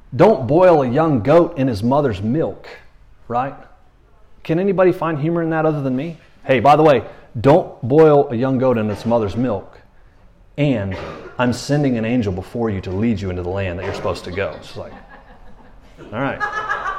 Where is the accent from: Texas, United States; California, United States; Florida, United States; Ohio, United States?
Florida, United States; now in Tyler, United States; I'm from Florida